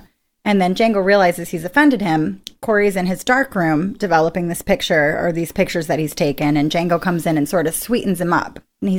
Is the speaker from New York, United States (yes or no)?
yes; New York, United States; I was growing up in New York.